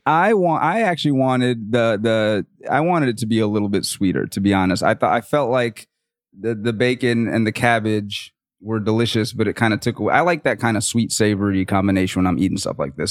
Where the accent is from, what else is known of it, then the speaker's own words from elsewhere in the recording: the South, United States; I'm from the South